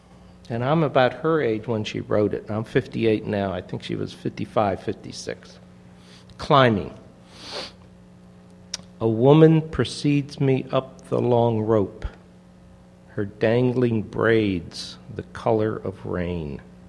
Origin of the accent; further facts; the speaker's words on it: St. Louis, Missouri, United States; I was a transplant from St. Louis, saw in the city paper